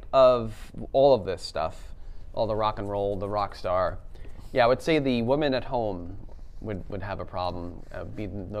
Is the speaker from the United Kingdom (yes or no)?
yes; United Kingdom; accent: British; Thousands of people, or maybe tens of people, are just turned off by my British accent, especially in the UK.